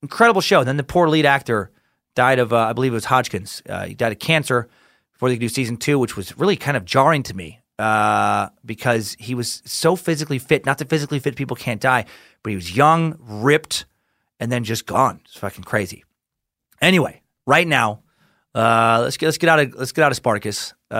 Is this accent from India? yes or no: no; Mexico; now in United States; I am an immigrant from Mexico, and after 26 years, I just became a legal permanent resident of the United States.